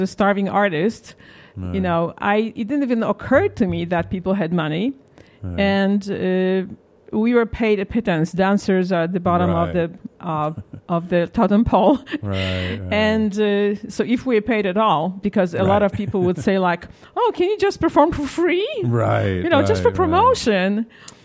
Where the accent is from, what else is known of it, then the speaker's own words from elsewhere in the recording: Warsaw, Masovian Voivodeship, Poland; moved away as an adult; also born or lived in London; now in United States; I grew up in Poland when it was still a communist country